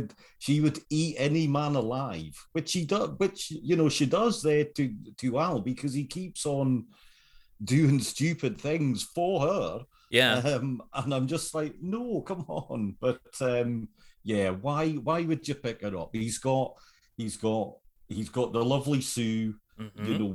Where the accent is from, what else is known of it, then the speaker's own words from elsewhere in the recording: United Kingdom; as a British viewer.